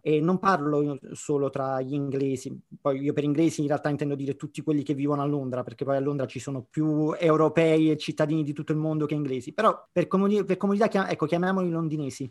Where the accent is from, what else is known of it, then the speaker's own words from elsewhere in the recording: Naples, Campania, Italy; moved away as an adult; also born or lived in London; Io sono napoletano